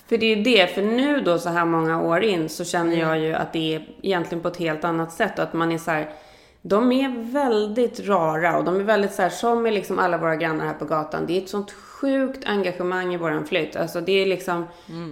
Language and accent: Swedish; Sweden; now in United States; vi som svenskar